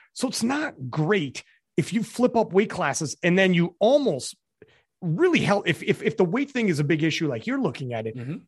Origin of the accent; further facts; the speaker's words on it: Canada; I'm Canadian